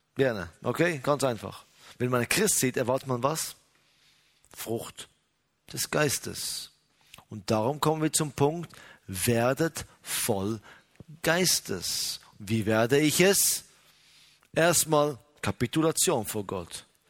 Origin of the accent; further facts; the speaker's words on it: Israel; bei uns in Israel